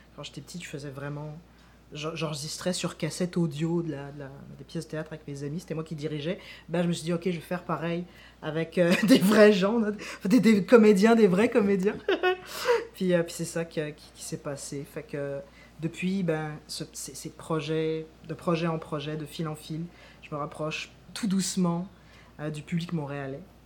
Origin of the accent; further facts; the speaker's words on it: France; moved away as an adult; now in Quebec, Canada; je quitte la France où je suis né pour partir au Québec